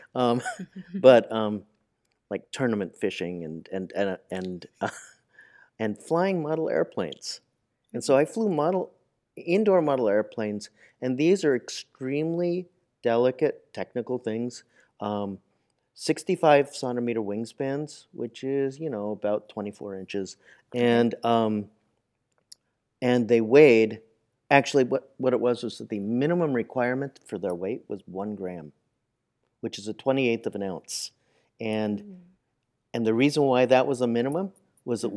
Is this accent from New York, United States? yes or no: yes; New York City, New York, United States; I grew up in Manhattan.